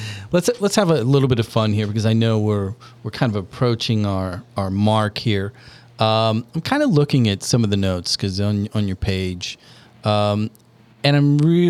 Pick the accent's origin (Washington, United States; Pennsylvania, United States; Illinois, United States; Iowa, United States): Illinois, United States; They were like, well, you know Michael Jordan, because we're from Illinois, and it doesn't matter if you're 8 hours away.